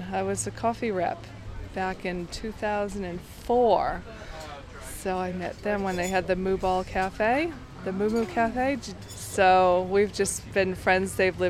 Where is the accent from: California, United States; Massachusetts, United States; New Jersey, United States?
Massachusetts, United States; Boston; moved away as an adult; now in Byron Bay, Australia